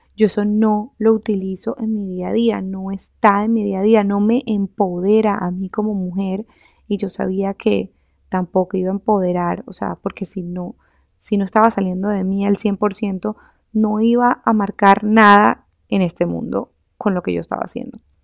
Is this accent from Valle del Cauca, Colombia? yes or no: no; Barranquilla, Atlántico, Colombia; also born or lived in Switzerland; terminé otra vez aquí, en, en Barranquilla, de donde yo soy